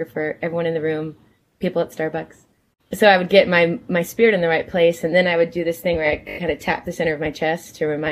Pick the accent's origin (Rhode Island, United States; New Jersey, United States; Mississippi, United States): New Jersey, United States; I was born in New Jersey.